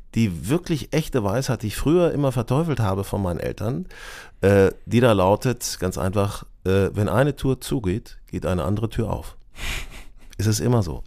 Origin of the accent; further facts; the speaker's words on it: a village near Hanover, Lower Saxony, Germany; now in Hamburg, Germany; ich bin auf dem Dorf aufgewachsen, äh, in der Nähe von Hannover